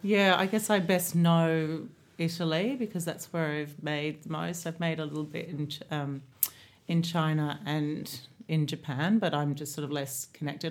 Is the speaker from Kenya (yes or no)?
no; Australia; moved away as an adult; also born or lived in London; now in Ibiza, Spain; being Australian